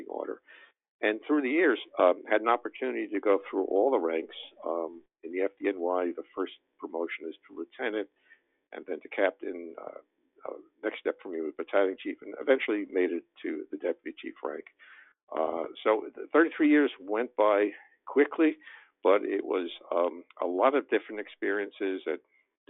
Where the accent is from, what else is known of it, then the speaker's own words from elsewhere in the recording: New York City, New York, United States; I grew up in Brooklyn in New York City